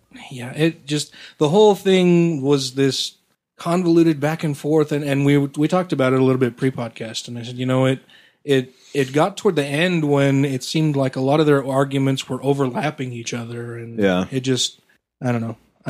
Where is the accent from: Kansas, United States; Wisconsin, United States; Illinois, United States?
Wisconsin, United States; I was raised in Wisconsin.